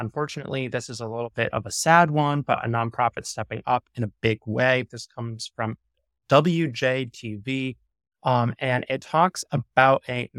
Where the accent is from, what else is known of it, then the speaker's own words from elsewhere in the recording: New York, United States; And I think George, you and I both live on coasts and are born and raised in New York.